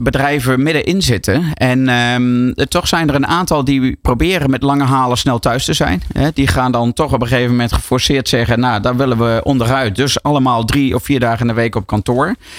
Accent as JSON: {"language": "Dutch", "country": "Netherlands", "also_born_or_lived": "New York"}